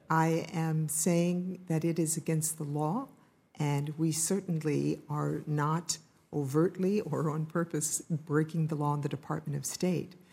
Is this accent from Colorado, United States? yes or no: no; Ohio, United States; moved away; I'm from Ohio